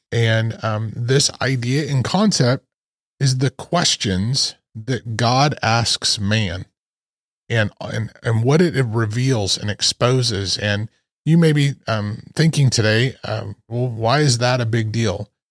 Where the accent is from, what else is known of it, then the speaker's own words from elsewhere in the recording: Idaho, United States; when I was a kid, uh, growing up in Idaho and on my grandparents' farm